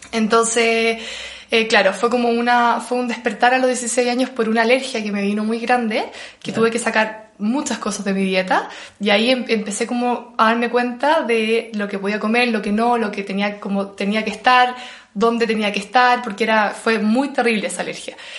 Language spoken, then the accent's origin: Spanish; Chile; moved away as an adult; also born or lived in Australia / Bali; como buen chileno